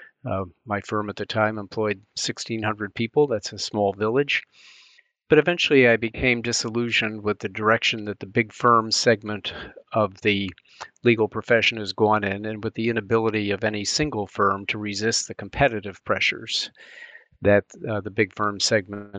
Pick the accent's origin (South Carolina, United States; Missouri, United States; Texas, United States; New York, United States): New York, United States; Albany; now in Washington, D.C., United States; I grew up in Albany, New York, which is a state capitol.